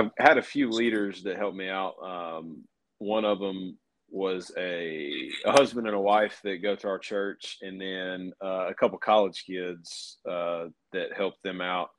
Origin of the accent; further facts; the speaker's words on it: Caledonia, Mississippi, United States; I grew up in Caledonia, and so I've got a lot of connections with churches there.